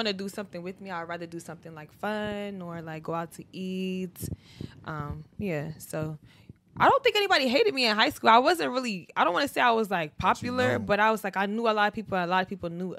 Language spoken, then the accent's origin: English; Ohio, United States; I'm from Ohio.